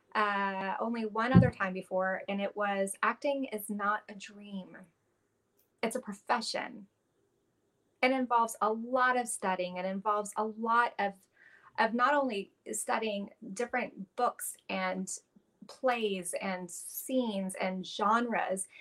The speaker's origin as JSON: {"language": "English", "town": "Los Angeles", "region": "California", "country": "United States", "tie": "born or raised there", "said": "I grew up in Los Angeles um, to a musician father and a, a, a hippie mom"}